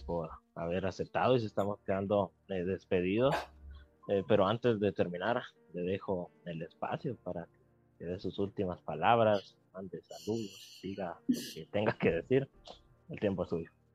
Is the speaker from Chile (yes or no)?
no; Guatemala; como guatemaltecos y guatemaltecas